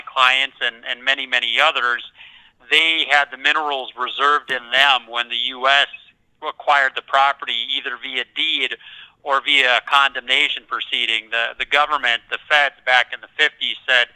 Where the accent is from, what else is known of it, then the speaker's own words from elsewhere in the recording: North Dakota, United States; growing up in North Dakota